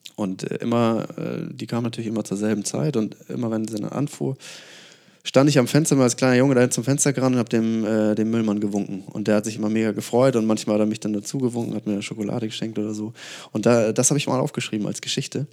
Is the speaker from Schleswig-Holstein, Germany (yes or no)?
yes; Lauenburg, Schleswig-Holstein, Germany; moved away as an adult; ich komme ursprünglich aus Lauenburg, das ist äh, so eine, ich glaube, 12.000 Seelenstadt